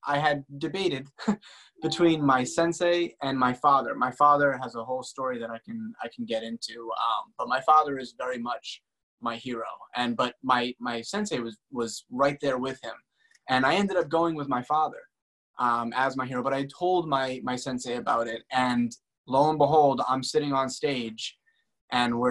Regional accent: Boston, Massachusetts, United States; I'm from Boston. I grew up in like a small suburban town

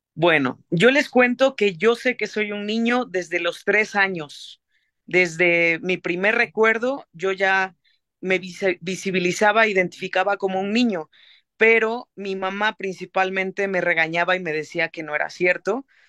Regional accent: Xalapa, Veracruz, Mexico; also born or lived in Mexico City; Yo soy de Jalapa, Veracruz

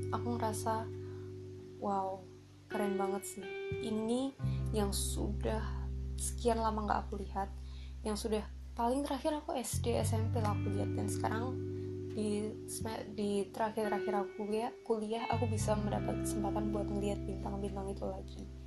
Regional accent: Surabaya, East Java, Indonesia; di kota aku, di Surabaya ini, itu cukup sulit bisa melihat bintang. Jadi waktu malam hari, waktu aku masih kecil, itu aku masih bisa lihat bintang

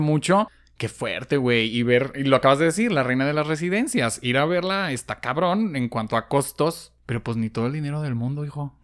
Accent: Guadalajara, Jalisco, Mexico; somos tapatías

